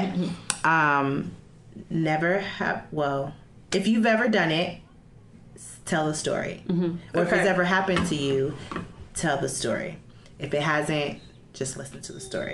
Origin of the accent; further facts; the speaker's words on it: Chicago, Illinois, United States; I'm from Chicago